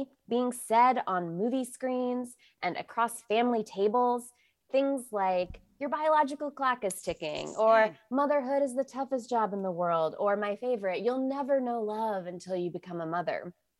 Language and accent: English; Illinois, United States; Yeah, so I grew up Catholic outside of Chicago, so close enough to Missouri.